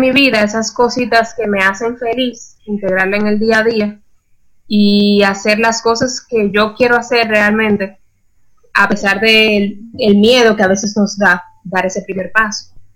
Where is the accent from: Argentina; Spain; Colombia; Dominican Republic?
Dominican Republic; moved away as an adult; now in Costa Rica; yo soy dominicana, me mudé a Costa Rica hace aproximadamente año y medio